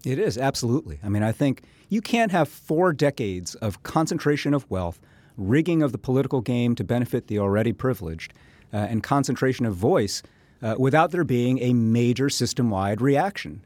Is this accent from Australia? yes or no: no; the Northwest, Pacific Northwest, United States; I'm from the Northwest